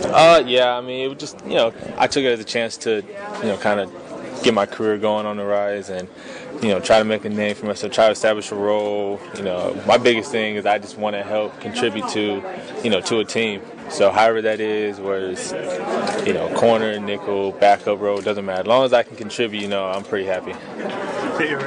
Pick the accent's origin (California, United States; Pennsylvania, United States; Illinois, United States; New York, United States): Pennsylvania, United States; Philadelphia; I'm, I'm from Philly, so I got to ask you what you think of your old team